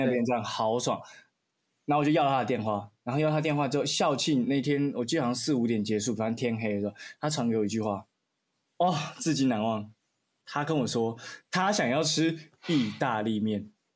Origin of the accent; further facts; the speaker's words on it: Kinmen County, Taiwan; moved away; 因为我是金门人，我就回金门